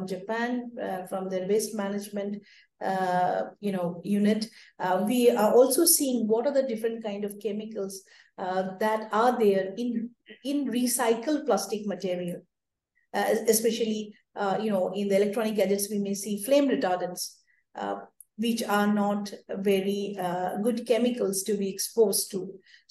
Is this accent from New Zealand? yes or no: no; India; especially in my hometown. Or all over India